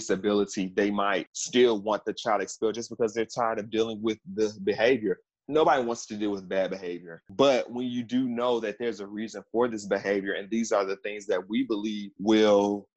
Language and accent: English; Memphis, Tennessee, United States; also born or lived in Washington, D.C. / Maryland; I had to come back home. I'm from Memphis.